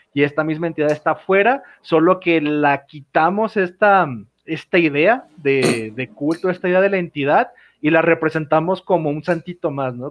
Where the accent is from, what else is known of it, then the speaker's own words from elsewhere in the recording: Mexico; en un país que es México, que tenemos el Día de Muertos